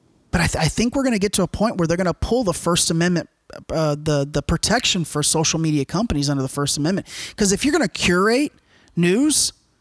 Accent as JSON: {"language": "English", "country": "United States", "said": "No, I wear an American flag because I'm fucking American."}